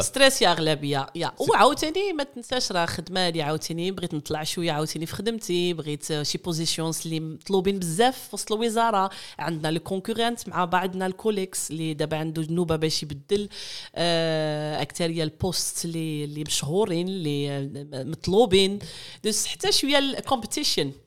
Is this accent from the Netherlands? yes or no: yes; Netherlands; born or raised there; moved away as an adult; also born or lived in Morocco; now in Shanghai, China